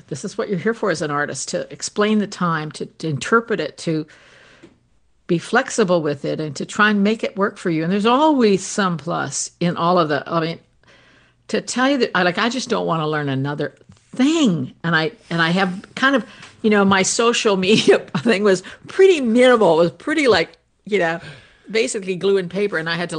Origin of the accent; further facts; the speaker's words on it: Canada; Well, thankfully, being Canadian, there's no comfort out there left for us.